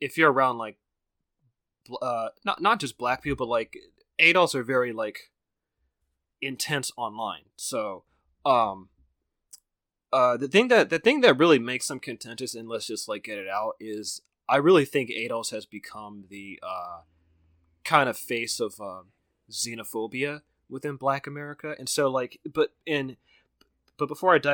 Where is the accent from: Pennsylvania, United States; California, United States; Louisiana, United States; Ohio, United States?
California, United States; Bay Area; where I grew up in the Bay Area